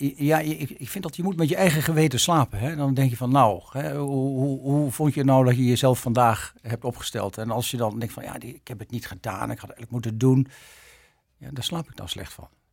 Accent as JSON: {"language": "Dutch", "town": "Arkel", "region": "South Holland", "country": "Netherlands", "tie": "born or raised there", "also_born_or_lived": "Leiden", "moved": "as an adult", "lives_now": "Japan", "said": "geboren in Arkel, Zuid-Holland, 16 februari 1955"}